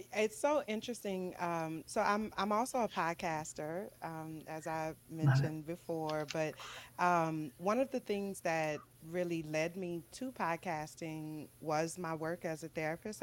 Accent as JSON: {"language": "English", "town": "New Orleans", "region": "Louisiana", "country": "United States", "tie": "born or raised there", "moved": "yes", "said": "I'm born and raised in New Orleans, mm-hmm. Louisiana"}